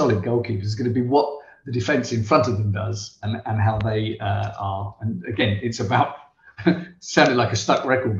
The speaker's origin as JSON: {"language": "English", "town": "Southampton", "region": "South East England", "country": "United Kingdom", "said": "I'm from Southampton."}